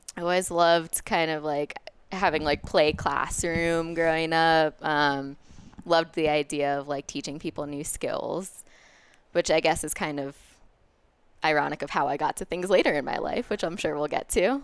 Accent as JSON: {"language": "English", "area": "Westchester County", "region": "New York", "country": "United States", "also_born_or_lived": "Boulder, Colorado", "moved": "as an adult", "lives_now": "Denver, United States", "said": "I'm from New York, um, from Westchester County originally, and now I live in Denver"}